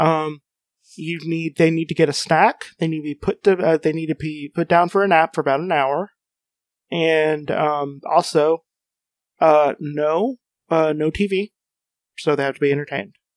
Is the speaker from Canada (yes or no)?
no; United States; as an American